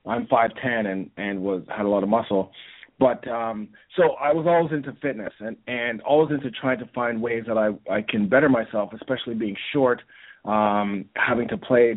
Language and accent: English; Toronto, Ontario, Canada; I'm here from Toronto, Canada